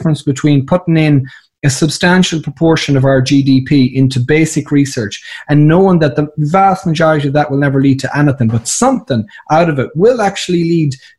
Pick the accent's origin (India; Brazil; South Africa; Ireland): Ireland; County Sligo, Connacht; moved away; I'm from County Sligo, Mayo